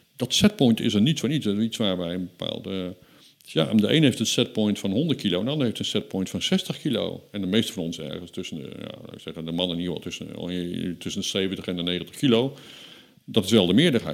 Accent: Netherlands; wij als Nederlanders

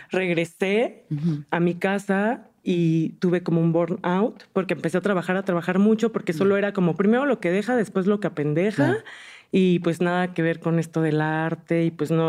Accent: Ecatepec, State of Mexico, Mexico; born there; bueno, yo nací en el 90 en Ecatepec.

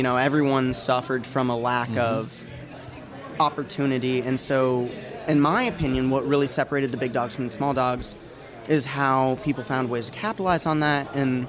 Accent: Illinois, United States; moved away as an adult; now in Nashville, United States; Yeah, like, you know, I moved here from Illinois to Nashville for like college

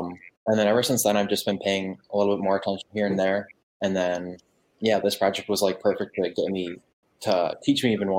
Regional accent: Wisconsin, United States; I'm 20. I'm from Wisconsin.

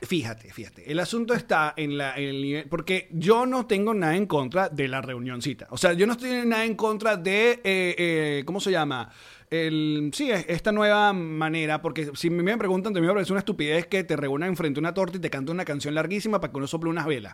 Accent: Maracay, Aragua, Venezuela; moved away; yo soy de Maracay

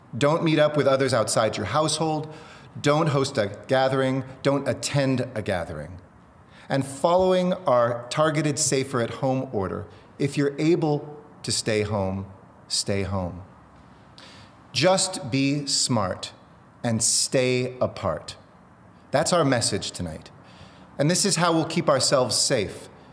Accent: New York, United States; I'm a New Yorker

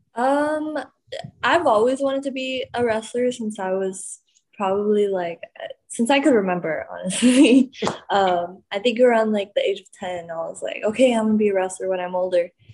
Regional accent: Laredo, Texas, United States; born or raised there; now in Houston, United States

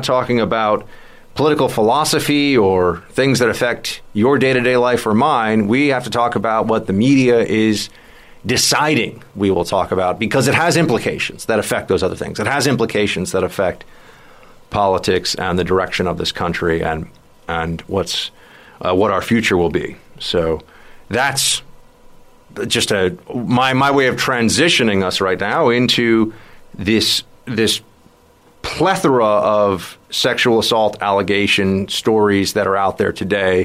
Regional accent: New York, United States; my home state of New York

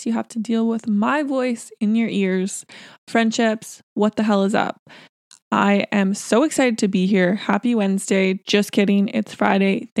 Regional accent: Surrey, British Columbia, Canada; where we're from Surrey, BC

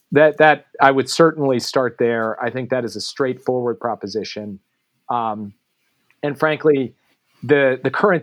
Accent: Minneapolis, Minnesota, United States; My hometown of Minneapolis

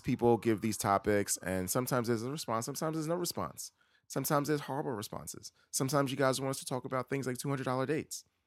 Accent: New York City, New York, United States; now in Brooklyn, United States; I'm actually from Queens.

